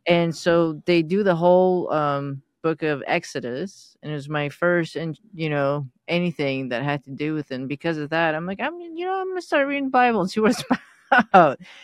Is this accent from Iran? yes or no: yes; Iran; moved away; I was born into Baha'i. My surrounding was m, all Muslim, Islam, and Iran